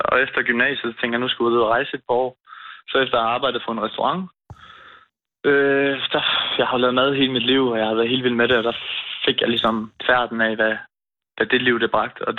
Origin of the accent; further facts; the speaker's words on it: Turø, Southern Denmark, Denmark; Vi er en sejlfamilie, så vi har altid sejlet ned til havnen. Vi kommer fra Turø. Uh. Der er en ø, der ligger lige lidt væk.